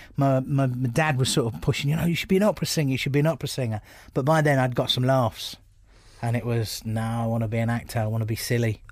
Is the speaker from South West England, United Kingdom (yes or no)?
no; Bromley, London, United Kingdom; also born or lived in United States; I'm I'm from Bromley